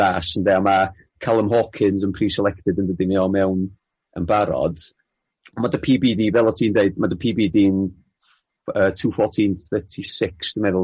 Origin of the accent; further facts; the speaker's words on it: Welsh, Wales, United Kingdom; fel fel Cymro